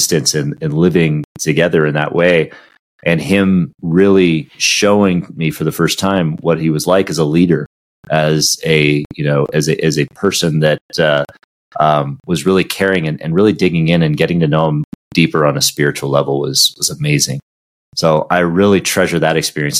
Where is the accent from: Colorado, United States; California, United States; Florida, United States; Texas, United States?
California, United States; Southern; growing up in Southern California next to the ocean